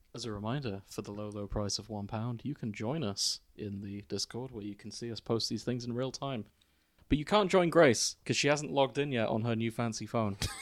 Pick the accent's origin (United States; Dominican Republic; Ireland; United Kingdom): United Kingdom; Hull, Yorkshire and the Humber; our hometown